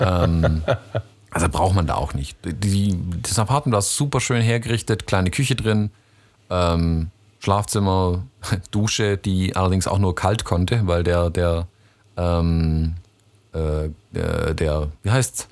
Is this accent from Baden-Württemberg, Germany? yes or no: yes; Stuttgart, Baden-Württemberg, Germany